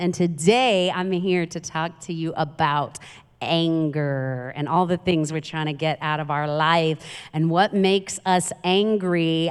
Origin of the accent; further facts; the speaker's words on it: New York City, New York, United States; I'm from Queens, New York